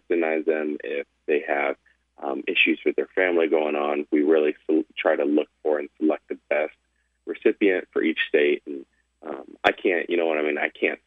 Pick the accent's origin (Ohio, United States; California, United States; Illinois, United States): Illinois, United States; Peoria; now in Los Angeles, United States; I'm a kid from Illinois who somehow ended up living